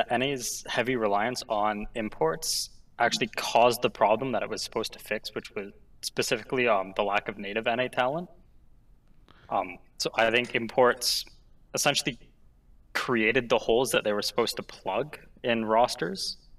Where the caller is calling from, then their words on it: Ontario, Canada; I am calling from Ontario, Canada.